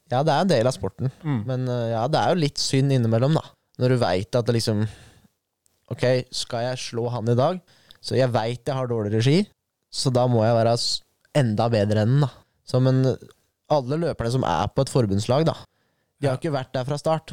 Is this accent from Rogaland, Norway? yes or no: no; Lier, Buskerud, Norway; jeg er jo født og oppvokst i Lier